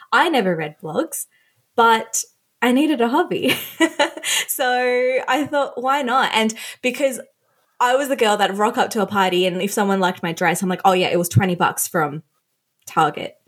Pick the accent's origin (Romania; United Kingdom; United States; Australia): Australia; also born or lived in Sri Lanka; when we moved to Australia, I was 3, I was born in Sri Lanka.